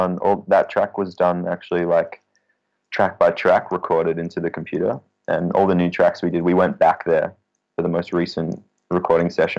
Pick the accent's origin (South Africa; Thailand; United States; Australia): Australia; As an Australian